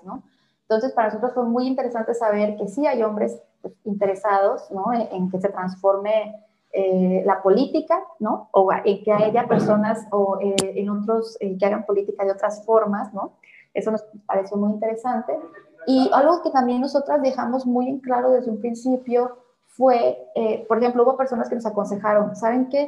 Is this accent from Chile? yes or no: no; Mexico; estamos como sociedad mexicana